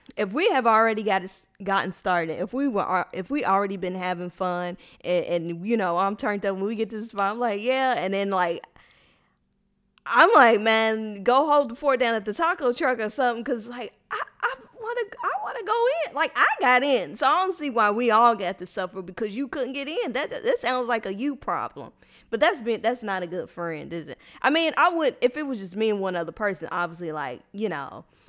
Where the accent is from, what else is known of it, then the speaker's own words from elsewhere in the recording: Louisville, Kentucky, United States; moved away as an adult; now in Houston, United States; I would have been perfectly fine staying in Louisville my whole life